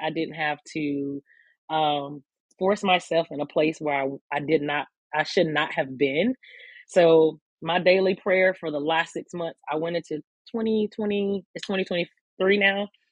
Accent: Newberry, South Carolina, United States; moved away as an adult; now in Columbia, United States; I am from um, Newberry, South Carolina, which is a very small town in South Carolina. So, born and raised in the country as a country kid

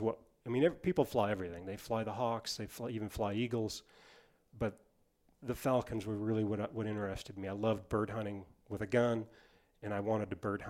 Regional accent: Missoula, Montana, United States; growing up in Missoula, there was not many rabbits there

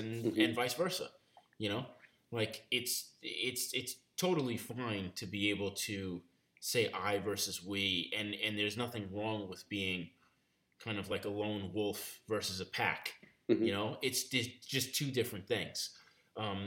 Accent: New York, United States; I grew up in New York

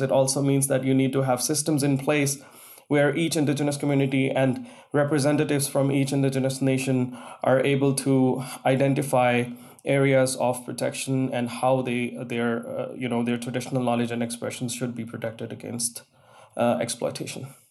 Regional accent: Pakistan; moved away as an adult; growing up in Pakistan, there was a time when everyone would want to, you know, write text messages using Urdu, which is my national language

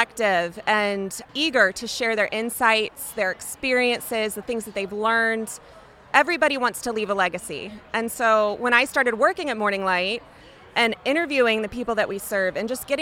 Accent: Indianapolis, Indiana, United States; Indianapolis, which is my hometown

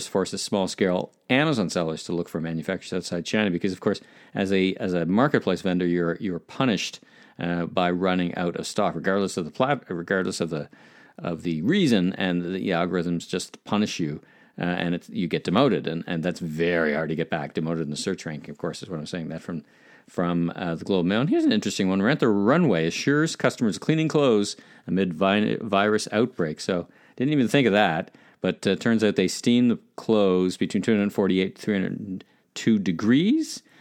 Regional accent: Ottawa, Ontario, Canada; from my hometown of Ottawa

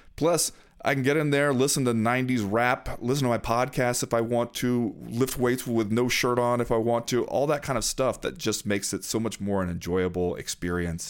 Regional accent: Southern California, United States; I grew up mostly in Southern California

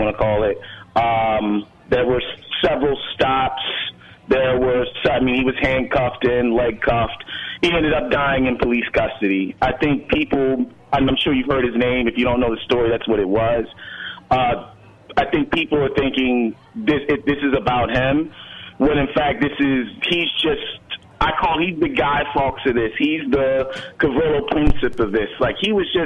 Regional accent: Baltimore, Maryland, United States; now in Brooklyn, United States; I'm originally born and raised in Baltimore, but I'm in Brooklyn

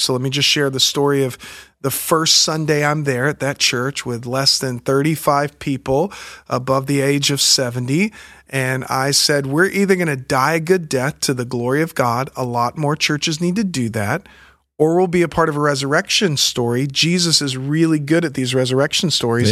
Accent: Pensacola, Florida, United States; moved away; also born or lived in Alabama / New York / San Diego, California; I grew up in the Pensacola area

